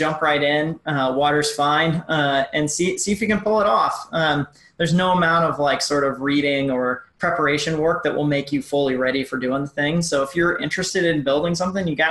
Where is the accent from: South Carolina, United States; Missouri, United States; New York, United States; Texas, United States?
Missouri, United States; I'm a girl from Missouri